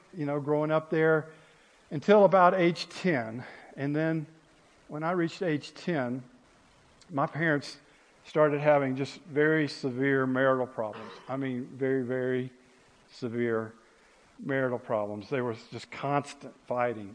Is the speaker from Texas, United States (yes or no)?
no; Ocean Springs, Mississippi, United States; also born or lived in Biloxi, Mississippi; I was actually born in Biloxi, Mississippi, and grew up in a town called Ocean Springs, Mississippi, which is actually on the Gulf Coast of Mississippi.